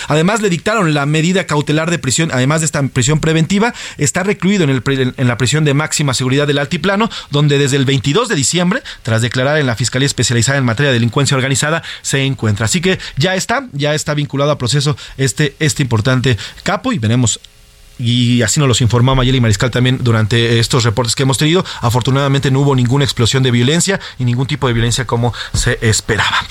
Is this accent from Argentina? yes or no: no; Mexico; todo eso que vivimos como mexicanos